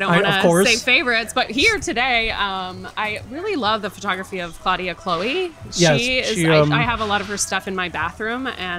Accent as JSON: {"language": "English", "country": "Germany", "tie": "born or raised there", "moved": "yes", "lives_now": "Asbury Park, United States", "said": "Well, I grew up in Germany."}